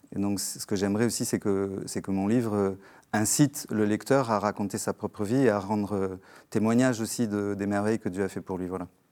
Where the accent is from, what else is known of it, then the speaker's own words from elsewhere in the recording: Algiers, Algiers Province, Algeria; je suis né euh, en Algérie algérienne un, mois après l'indépendance de l'Algérie, à Alger